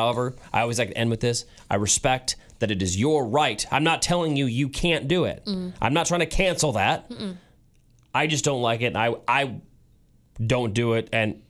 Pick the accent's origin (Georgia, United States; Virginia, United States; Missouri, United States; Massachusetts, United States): Missouri, United States; St. Louis; now in Kansas City, United States; I grew up in St. Louis going to Blues hockey games